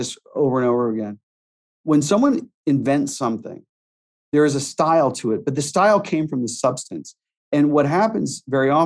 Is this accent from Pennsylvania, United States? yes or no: yes; Pittsburgh, Pennsylvania, United States; growing up in Pittsburgh